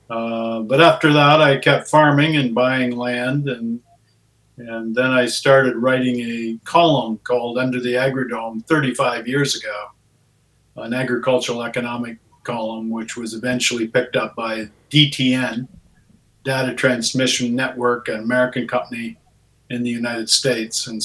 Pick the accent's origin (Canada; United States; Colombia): Canada; Ontario; first language English; as a unilingual English speaking uh, farmer from Ontario